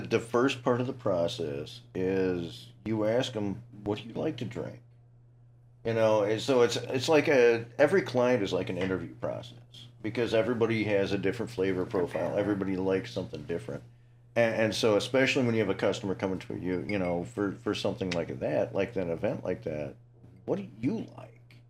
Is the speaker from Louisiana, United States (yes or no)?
no; Ottawa, Illinois, United States; I grew up in Ottawa